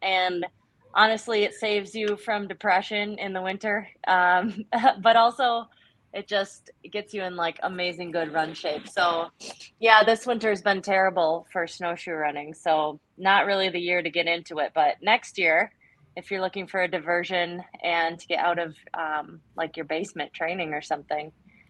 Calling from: Eau Claire, Wisconsin, United States; I am here in Eau Claire, Wisconsin.

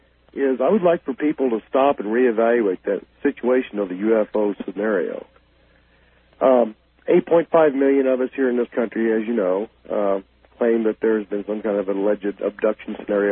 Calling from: Kansas City, Missouri, United States; I am calling from Kansas City.

